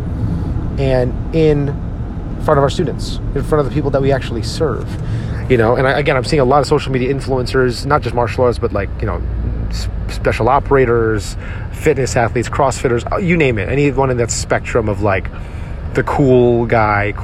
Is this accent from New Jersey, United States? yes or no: yes; Edison, New Jersey, United States; my hometown, Edison, New Jersey, where I grew up